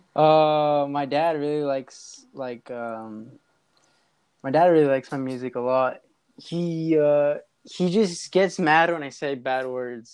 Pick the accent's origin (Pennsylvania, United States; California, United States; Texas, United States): California, United States; Los Angeles; I was born in in uh, L.A., California, in the Glendale area, mm-hmm. Glassell Park